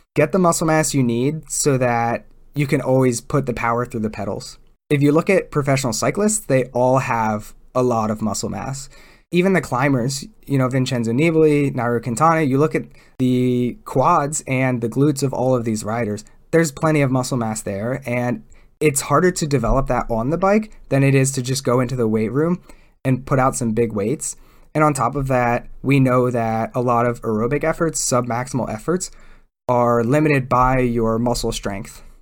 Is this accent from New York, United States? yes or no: no; East Coast, Pennsylvania, United States; I grew up on the East Coast where it's generally, it's not necessarily flatter where I grew up